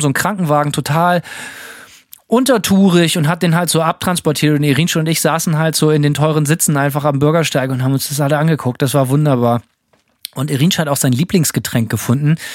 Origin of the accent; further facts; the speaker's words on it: Germany; bei uns zu Hause in Deutschland